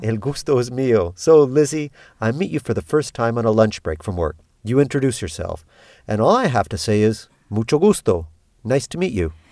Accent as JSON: {"language": "English", "country": "Canada", "moved": "as an adult", "lives_now": "Peru", "said": "I'm Canadian. I've been living in Peru since nineteen ninety-five"}